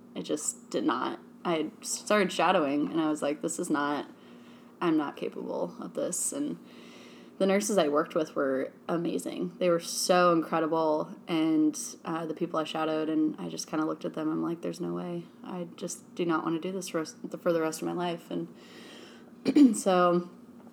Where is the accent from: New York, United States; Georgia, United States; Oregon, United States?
Oregon, United States; Creswell; also born or lived in Eugene, Oregon; I also grew up in Oregon as well. I grew up in Crestwell, which is not far from here